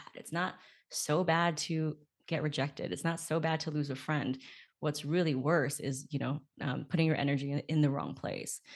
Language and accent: English; California, United States; also born or lived in Beijing; I was born in California, and then growing up, I went back and forth and back and forth, and I'll live with my grandparents, like, in the summers and winters, and then I would come back.